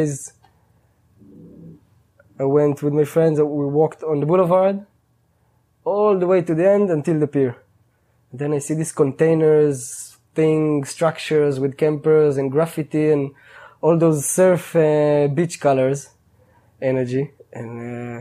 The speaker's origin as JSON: {"language": "English", "country": "Israel", "tie": "born or raised there", "moved": "as an adult", "said": "I grew up in living in Israel"}